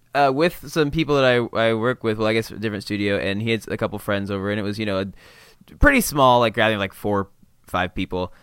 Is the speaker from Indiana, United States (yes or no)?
yes; Indiana, United States; growing up in Indiana